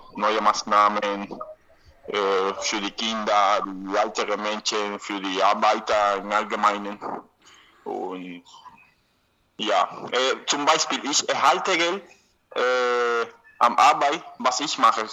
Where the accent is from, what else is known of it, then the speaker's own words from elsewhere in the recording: Havana, Cuba; German is a second language; ich bin in Havanna geboren und ich konnte in Grundschule gelernt kostenlos, äh, auch im Gymnasium, an der Uni